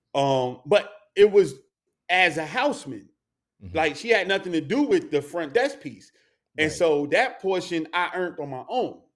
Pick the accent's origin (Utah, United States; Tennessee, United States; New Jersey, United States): New Jersey, United States; North; growing up in North New Jersey, born and raised